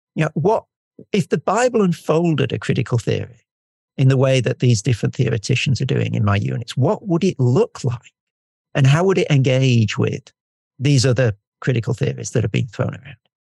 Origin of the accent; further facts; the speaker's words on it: United Kingdom; I'm I'm British and we never say what we mean